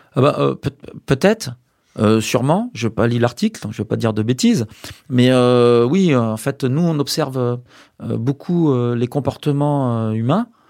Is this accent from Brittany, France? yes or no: yes; Brest, Brittany, France; moved away; also born or lived in Angers / Cachan / Rennes / Nantes; Je suis né à Brest, à Brest même. Donc je suis breton euh, d'origine